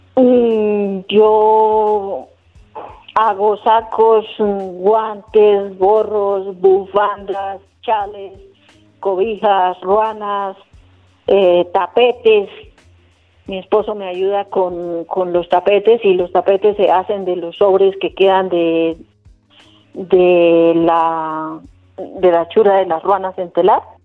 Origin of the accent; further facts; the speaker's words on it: Carmen de Carupa, Cundinamarca, Colombia; soy del municipio de Carmen de Carupa